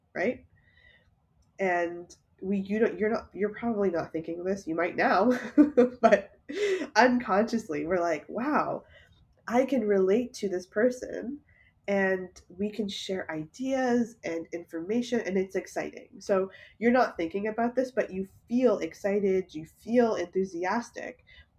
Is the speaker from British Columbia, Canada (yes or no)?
no; Toronto, Ontario, Canada; I was born and raised in Toronto